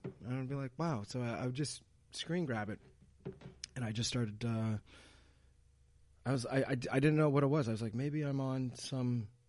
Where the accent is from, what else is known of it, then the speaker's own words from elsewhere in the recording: Montreal, Quebec, Canada; also born or lived in New York City, United States; I was born in Montreal